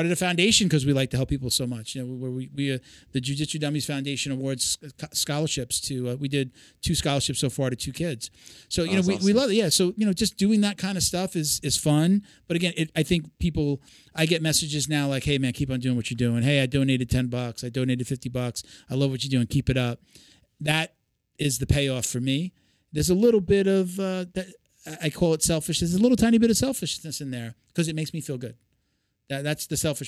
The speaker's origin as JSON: {"language": "English", "area": "Long Island", "region": "New York", "country": "United States", "tie": "born or raised there", "said": "From New York originally. I grew up on Long Island."}